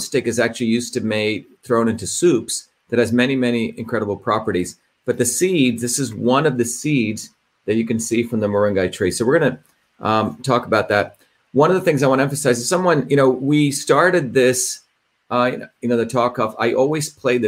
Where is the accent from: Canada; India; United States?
India; I grew up in India